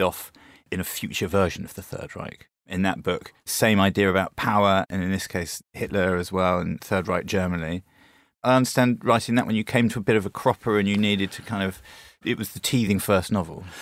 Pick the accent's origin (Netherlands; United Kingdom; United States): United Kingdom; growing up in Britain in the eighties and nineties